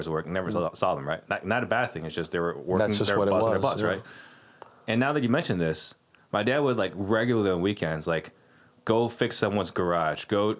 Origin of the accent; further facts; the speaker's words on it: Arizona, United States; also born or lived in California; I grew up here, right? You know, growing up in Arizona